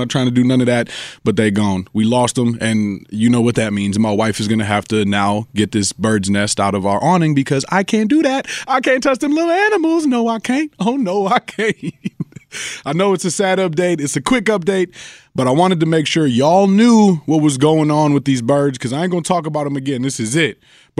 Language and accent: English; Colombia; accent: Colombian; Well, Colombian, my accent came out, good one.